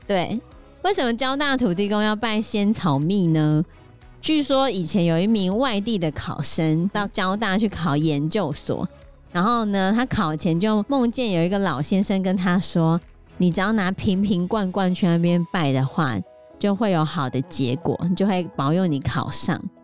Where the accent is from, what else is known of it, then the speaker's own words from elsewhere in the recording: Hsinchu, Taiwan; 因为我们是新竹人嘛